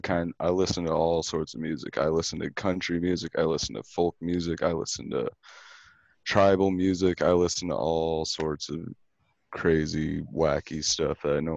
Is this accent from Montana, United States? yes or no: yes; Montana, United States; I'm from Montana. Actually, I'm in Montana right now.